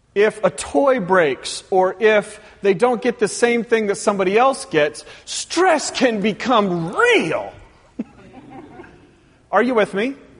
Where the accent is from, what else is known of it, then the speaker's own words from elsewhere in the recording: Pacific Northwest, United States; moved away; growing up in the Pacific Northwest